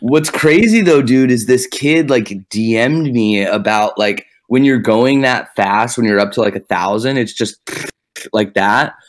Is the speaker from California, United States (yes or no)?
no; Dallas, Texas, United States; moved away as an adult; also born or lived in Boston; now in Los Angeles, United States; I was born in Dallas and I was raised there